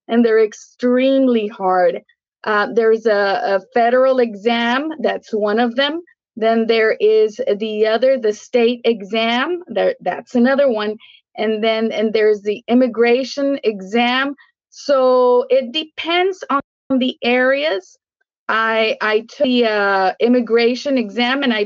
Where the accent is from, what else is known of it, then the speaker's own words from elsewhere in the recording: Mexico; now in Brownsville, United States; my mom was from Mexico. So we were raised in Mexico.